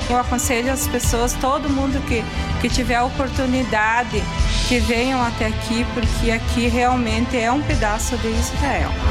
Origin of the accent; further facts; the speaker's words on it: São Lourenço do Oeste, Santa Catarina, Brazil; sou do estado de Santa Catarina, na cidade de São Lourenço do Oeste, sou de outra denominação